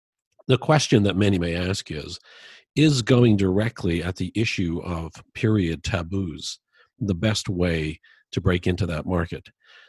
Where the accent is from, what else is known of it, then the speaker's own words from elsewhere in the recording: Dublin, Leinster, Ireland; born there; moved away as an adult; I was born in Dublin, Ireland, and I came over here when I was 20.